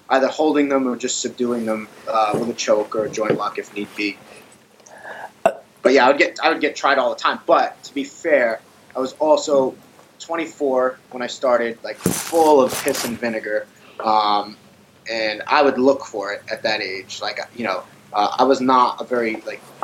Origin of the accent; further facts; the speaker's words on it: Long Island, New York, United States; I grew up on Long Island